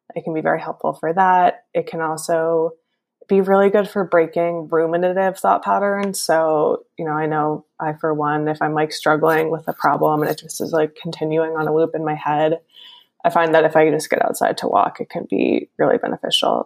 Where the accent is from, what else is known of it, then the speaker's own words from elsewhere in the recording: Northeast, United States; I'm from the Northeast and I am definitely very used to winters by now